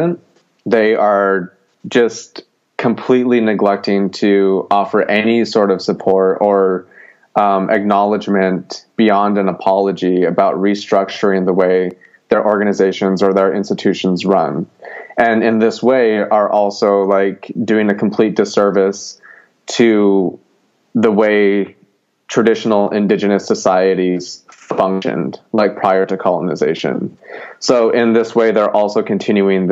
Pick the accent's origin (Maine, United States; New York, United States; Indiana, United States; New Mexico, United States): New Mexico, United States; Gallup; now in Portland, United States; I'm originally from Gallup, New Mexico